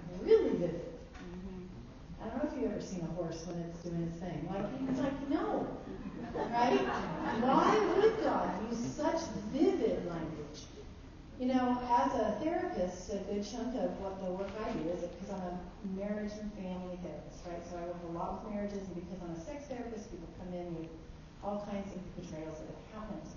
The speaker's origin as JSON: {"language": "English", "region": "Colorado", "country": "United States", "tie": "born or raised there", "moved": "yes", "lives_now": "San Diego, United States", "said": "I live in San Diego by the ocean. I grew up in Colorado in the Rockies."}